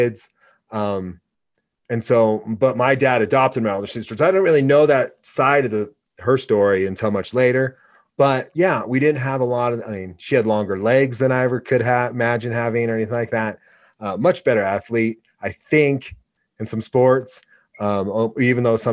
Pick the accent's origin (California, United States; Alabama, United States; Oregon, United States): Oregon, United States; moved away; also born or lived in Laramie, Wyoming; growing up in Oregon